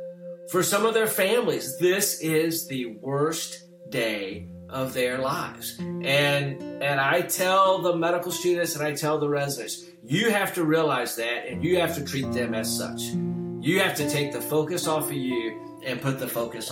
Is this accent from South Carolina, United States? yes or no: yes; Lancaster, South Carolina, United States; moved away; In my hometown, I mean, it's a very cotton mill town, you know. I think when I was growing up, there were probably 12 stoplights in the town